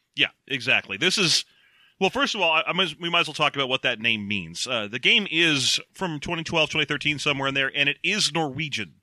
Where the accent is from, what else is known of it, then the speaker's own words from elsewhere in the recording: California, United States; we are Californian